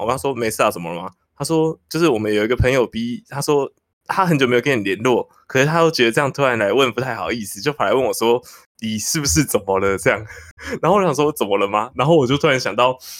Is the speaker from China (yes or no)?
no; Taipei, Taiwan; 我们台北人比较，邻里之间比较冷漠一点